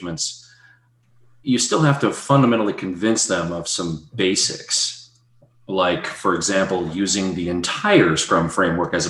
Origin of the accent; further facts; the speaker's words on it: Boston, Massachusetts, United States; accent: Boston; I'm from the Boston area